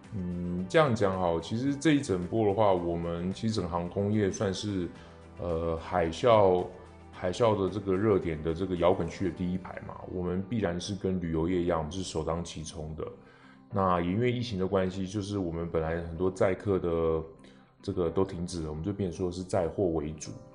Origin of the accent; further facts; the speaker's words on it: Taiwan; 像我们台湾人